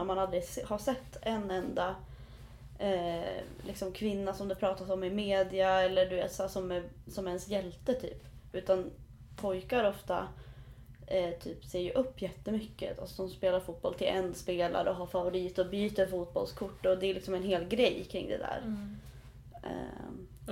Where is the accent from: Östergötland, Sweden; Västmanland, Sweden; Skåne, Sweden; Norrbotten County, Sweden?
Västmanland, Sweden; Riddarhyttan; Riddarhyttan där jag är ifrån